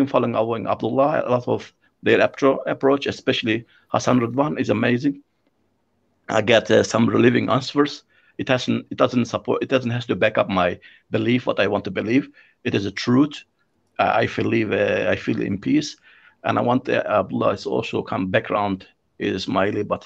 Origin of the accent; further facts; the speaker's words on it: Turkey; in my country, I'm from Turkey